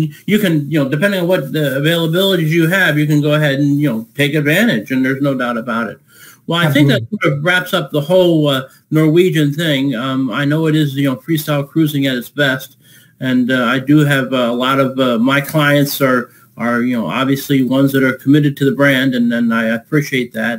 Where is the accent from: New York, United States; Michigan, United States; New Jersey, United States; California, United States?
New York, United States; I'm a New Yorker